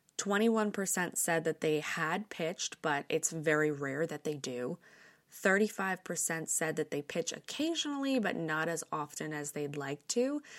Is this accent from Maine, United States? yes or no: no; New York, United States; Growing up in New York, I have my fair share of friends who have ended up in the business